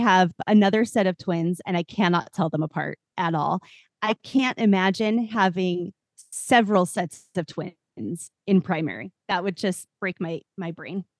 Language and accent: English; Portland, Oregon, United States; I grew up right outside Portland, Oregon